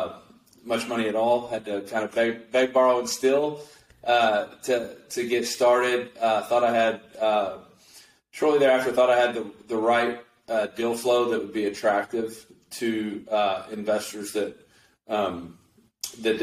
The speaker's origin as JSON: {"language": "English", "region": "West Texas", "country": "United States", "tie": "born or raised there", "also_born_or_lived": "Austin, Texas", "said": "I started off growing up in a small town out in West Texas"}